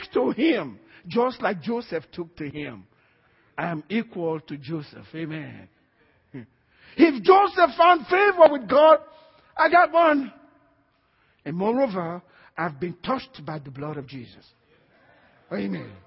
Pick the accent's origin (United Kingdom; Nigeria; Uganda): Nigeria; now in United States; I am first a Christian before I'm a Nigerian.